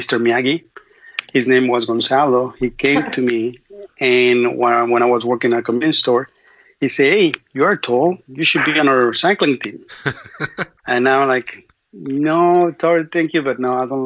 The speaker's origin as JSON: {"language": "English", "region": "Mexico City", "country": "Mexico", "also_born_or_lived": "Austin / Brownsville", "second_language": "English", "moved": "yes", "said": "I'm from Mexico City, so I'm in Mexico City, a block from my home"}